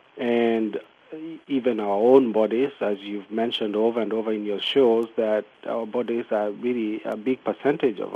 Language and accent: English; Kenya; moved away as an adult; also born or lived in Pasadena, California; now in United States; I was born and brought up in Kenya